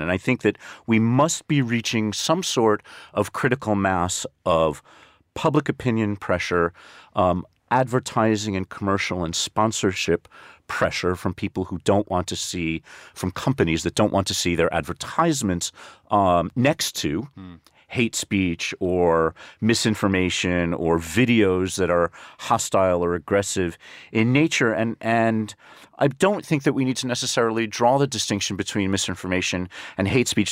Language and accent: English; United States; moved away; my home country, the United States